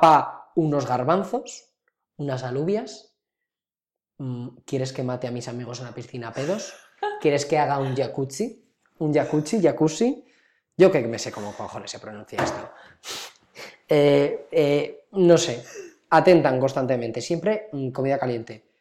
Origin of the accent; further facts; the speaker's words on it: near Cariñena, Aragon, Spain; moved away; una localidad cercana a mi pueblo natal, Cariñena